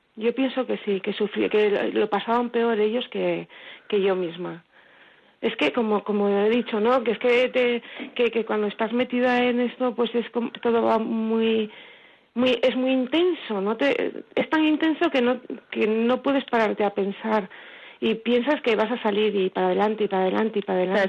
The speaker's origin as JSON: {"language": "Spanish", "town": "Villafranca", "country": "Spain", "moved": "yes", "lives_now": "Marcilla, Spain", "said": "yo soy de Villafranca, aunque vivo en Martilla"}